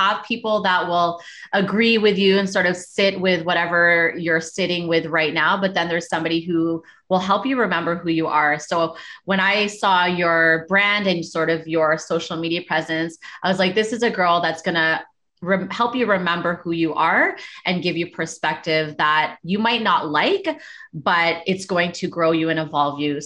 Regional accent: Toronto, Ontario, Canada; moved away as an adult; I moved from Toronto when I was 19

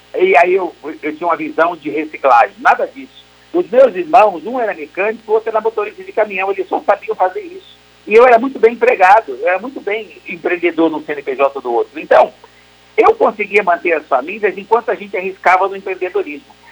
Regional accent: Brazil; nós somos brasileiros

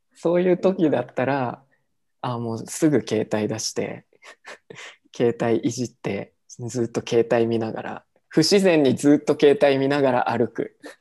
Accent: Japan; now in Mexico; 日本って言ったらさ

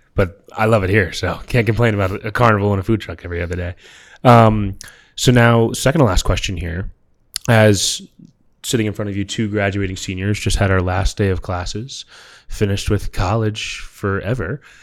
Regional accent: New York, United States; moved away; I'm from New York

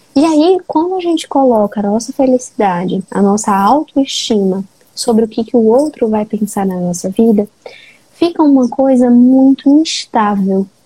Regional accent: Fortaleza, Ceará, Brazil; eu sou de Fortaleza

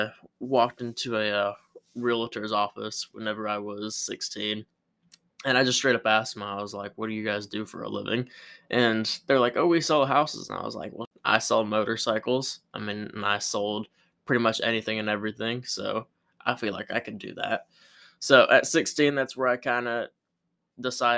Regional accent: Pensacola, Florida, United States; I was born in Pensacola, Florida, by two loving parents

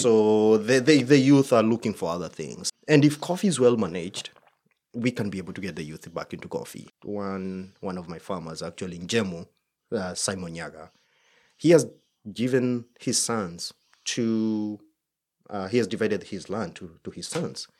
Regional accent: Kenya; moved away; I'm Kenyan

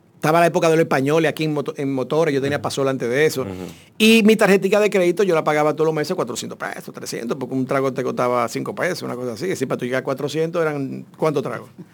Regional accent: Santo Domingo, Distrito Nacional, Dominican Republic; yo me crié en Ciudad Nueva y vivía frente al mar

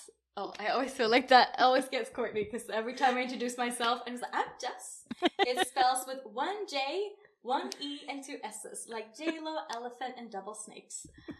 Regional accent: Sweden; English is a second language; now in Aruba; I'm Swedish. I'm from Sweden, by the way.

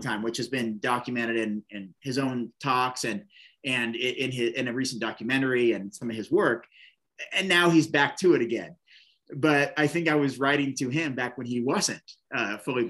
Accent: Oregon, United States; in Bend, Oregon, this little town in my home state

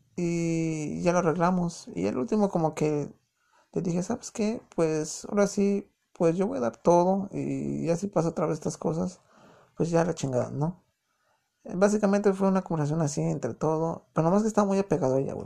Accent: Mexico City, Mexico; accent: chilango; moved away as an adult; now in United States; yo soy de distrito, o sea, soy chilango. Yo sé que no a muchos les gusta el acento chilango.

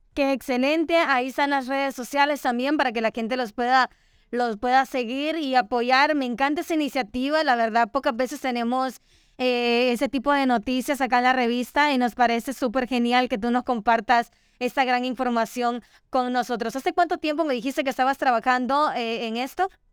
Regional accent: Honduras; nos enorgullece a todos como hondureños

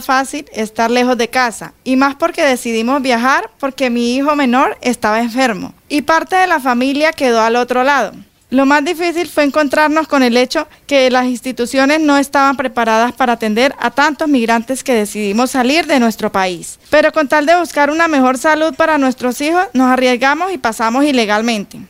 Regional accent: Venezuela; moved away as an adult; now in Colombia; Soy migrante venezolana

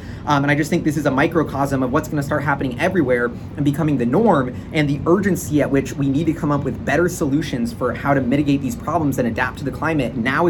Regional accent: Seattle, Washington, United States; It's my hometown.

